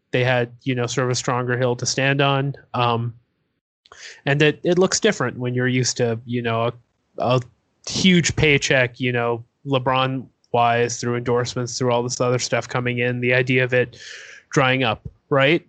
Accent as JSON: {"language": "English", "town": "Toronto", "region": "Ontario", "country": "Canada", "said": "I'm from Toronto"}